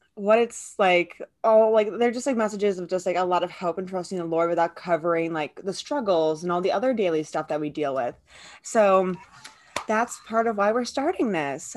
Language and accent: English; Midwest, United States; I'm a student and I'm from the Midwest.